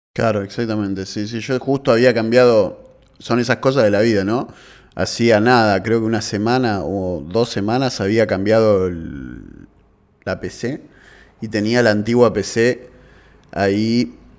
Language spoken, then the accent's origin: Spanish; Avellaneda, Buenos Aires Province, Argentina; soy de Avellaneda